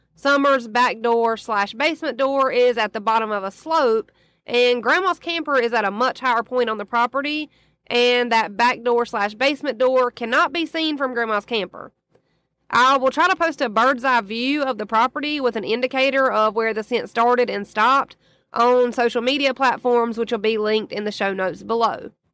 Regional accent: the South, United States; as a Southerner

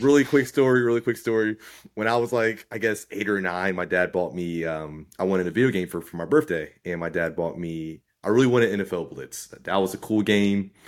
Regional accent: Northeast, United States; growing up in the Northeast

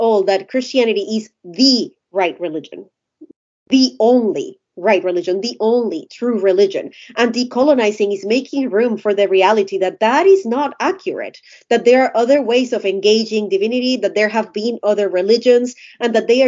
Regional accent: Colombia; I'm Colombian. I was born and raised in Colombia.

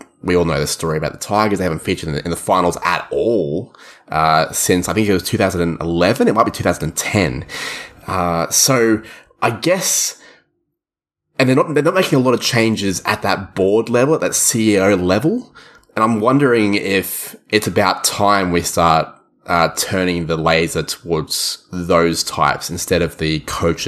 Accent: Australia; you and I are both not New Zealanders, we're both from Australia

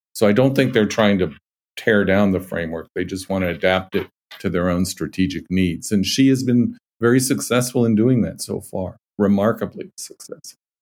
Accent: United States; as an American and as a patriotic American

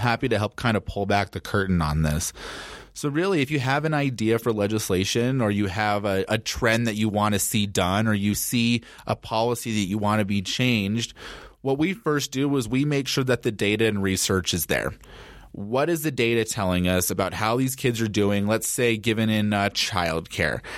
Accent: Denver, Colorado, United States; also born or lived in Boulder, Colorado; I am a Colorado native. I was born and raised in Denver.

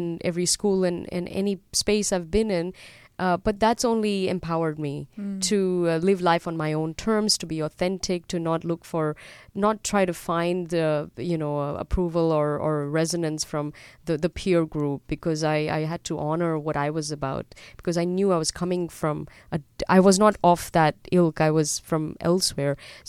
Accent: Dubai, United Arab Emirates; born there; moved away; also born or lived in Europe / Australia; I was born in Dubai, and then my family moved to Europe before they moved to Australia.

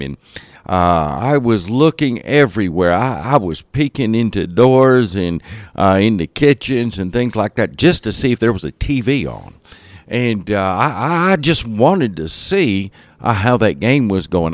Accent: Homestead, Florida, United States; I spent those years, uh, growing up in Miami area, Homestead, Florida area.

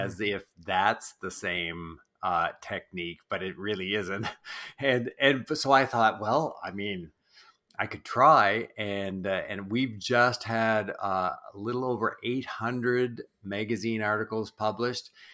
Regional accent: New Brunswick, Canada; I grew up in East Coast Canada, in New Brunswick

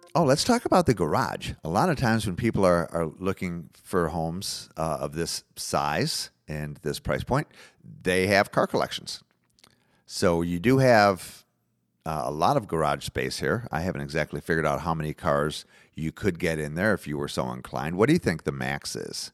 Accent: Detroit, Michigan, United States; now in Florida, United States; I'm from Detroit

